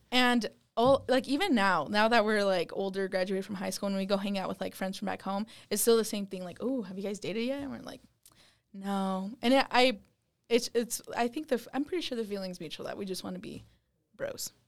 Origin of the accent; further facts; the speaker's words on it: West Wendover, Nevada, United States; now in Utah, United States; I'm from West Wendover, Nevada